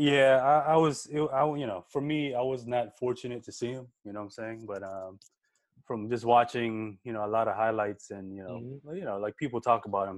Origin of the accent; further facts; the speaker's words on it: Philippines; moved away; growing up in the Philippines, man, we you don't even have TV